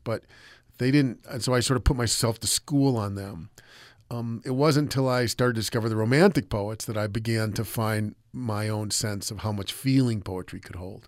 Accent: United States; I'm an American

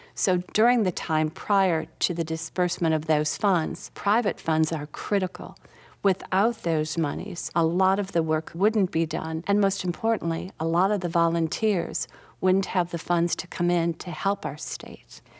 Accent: Minnetonka, Minnesota, United States; now in South Carolina, United States; I grew up in Minnetonka, Minnesota

